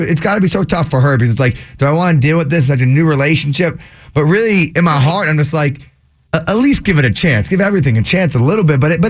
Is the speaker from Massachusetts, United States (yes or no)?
yes; Boston, Massachusetts, United States; We're from Boston.